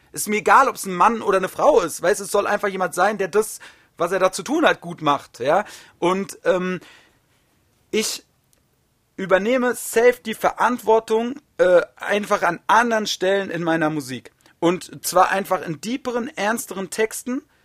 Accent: Wiesbaden, Hesse, Germany; in Wiesbaden, meine Heimatstadt, so meine ganzen Kumpels waren da alle

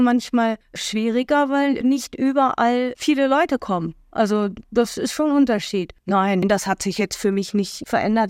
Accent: Germany; wir Deutschen

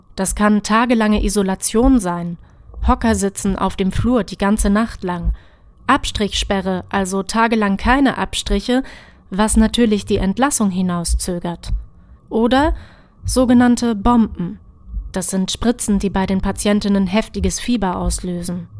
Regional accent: Halle, Saxony-Anhalt, Germany; also born or lived in Hamburg; Ich bin zwar hier in Halle im Nachwendeosten aufgewachsen, gebürtig komme ich aber aus Hamburg, genauso wie meine Eltern

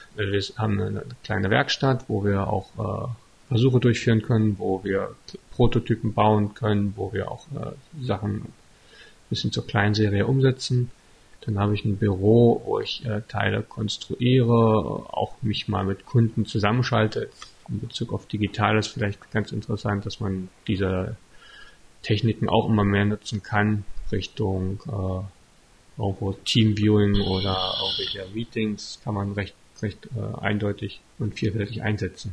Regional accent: Altmark, Saxony-Anhalt, Germany; now in Stendal, Germany; ich komme ursprünglich aus der Altmark

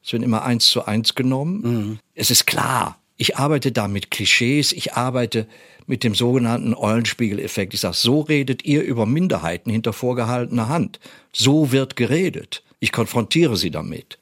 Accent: Germany; wir als Deutsche mit unserer Geschichte

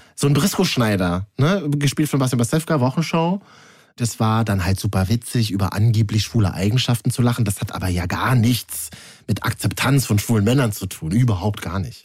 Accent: Berlin, Germany; für mich als Berliner

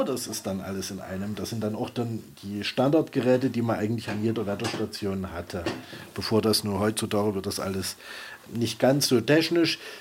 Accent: Leipzig, Saxony, Germany; moved away as an adult; also born or lived in Langen / Stuttgart / Fichtelberg; now in Zinnwald-Georgenfeld, Germany; ich stamme aus Leipzig, bin in Leipzig geboren und aufgewachsen

